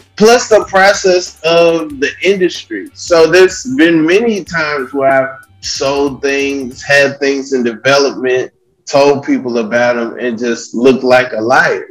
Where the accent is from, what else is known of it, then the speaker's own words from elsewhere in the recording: Atlanta, Georgia, United States; I'm from Atlanta